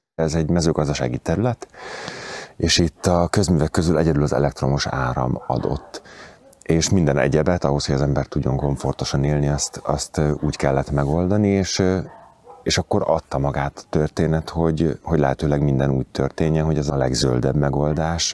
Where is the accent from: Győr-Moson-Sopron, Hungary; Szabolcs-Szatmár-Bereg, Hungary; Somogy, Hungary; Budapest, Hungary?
Budapest, Hungary; moved away as an adult; also born or lived in near Kaposvár; Én egy panel gyerek vagyok, tehát lakótelepen születtem, lakótelepen éltem. Amikor tizenpár évvel ezelőtt szabadúszó lettem, akkor úgy döntöttem, hogy a, a bázisomat áthelyezem a fővárosból vidékre